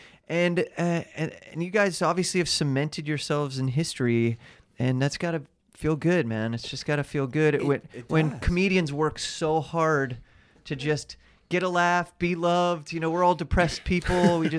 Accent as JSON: {"language": "English", "town": "Cleveland", "region": "Ohio", "country": "United States", "tie": "born or raised there", "said": "I grew up in Cleveland."}